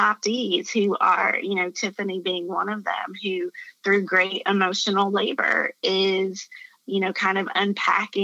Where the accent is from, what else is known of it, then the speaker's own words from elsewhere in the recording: Appalachia, United States; I grew up in Appalachia in the mountains in a very white community.